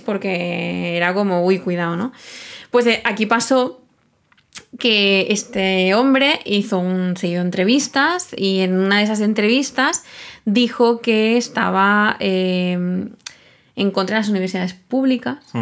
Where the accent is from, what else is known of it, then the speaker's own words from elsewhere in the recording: Catalonia, Spain; los dos somos catalanes